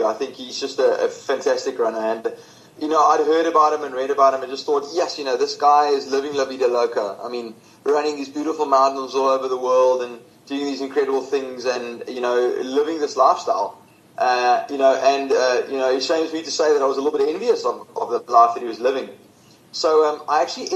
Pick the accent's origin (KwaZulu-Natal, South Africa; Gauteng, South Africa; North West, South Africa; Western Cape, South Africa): Western Cape, South Africa; Stellenbosch; growing up in Stellenbosch